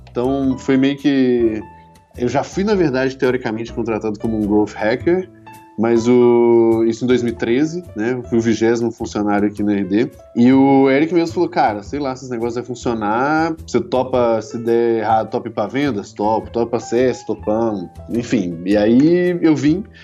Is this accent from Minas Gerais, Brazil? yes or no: yes; Belo Horizonte, Minas Gerais, Brazil; also born or lived in Campinas; É, eu sou de BH, na verdade.